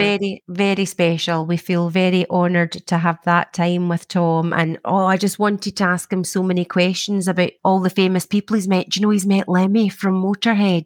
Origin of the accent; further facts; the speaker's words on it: Scotland, United Kingdom; growing up in Scotland, there's a lot of rain